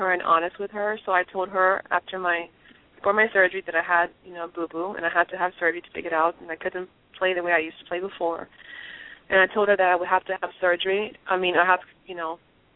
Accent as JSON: {"language": "English", "country": "Liberia", "tie": "born or raised there", "moved": "yes", "said": "where I grew up in Liberia."}